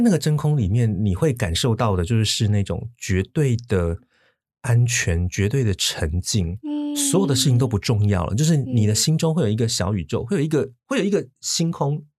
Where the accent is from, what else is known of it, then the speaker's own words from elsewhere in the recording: Taipei, Taiwan; also born or lived in Xinzhuang, New Taipei; 我身在台北县新庄嗯。，然后呢，我，我在我八岁小学二年级那一年，我们全家搬到台北市嗯。所以简单地说，我都是在广义的大台北这个嗯。区域